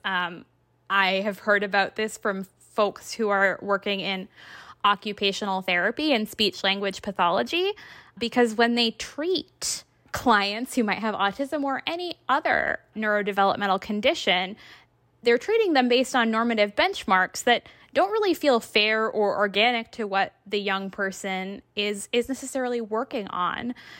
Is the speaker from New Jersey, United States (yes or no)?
no; Massachusetts, United States; my home state of Massachusetts